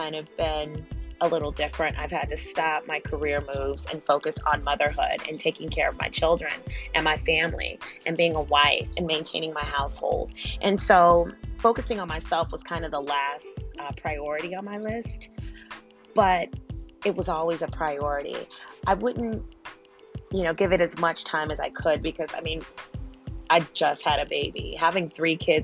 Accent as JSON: {"language": "English", "country": "United States", "said": "we're an American. We are in America"}